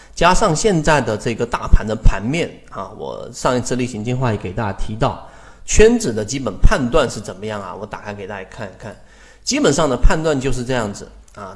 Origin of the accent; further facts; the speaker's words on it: China; 我们中国人